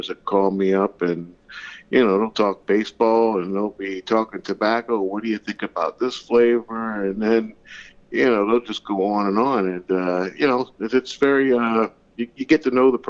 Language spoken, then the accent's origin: English; Pennsylvania, United States; moved away; also born or lived in New England (near Boston); I grew up in Pennsylvania